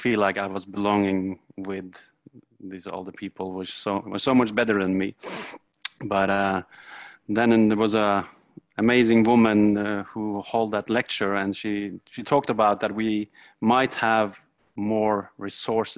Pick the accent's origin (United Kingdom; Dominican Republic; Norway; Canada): Norway; I'm come from Norway